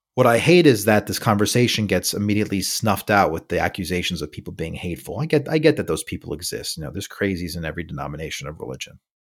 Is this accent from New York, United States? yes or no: yes; New York City, New York, United States; moved away; also born or lived in California; I'm from New York City, I've lived in California for a couple of years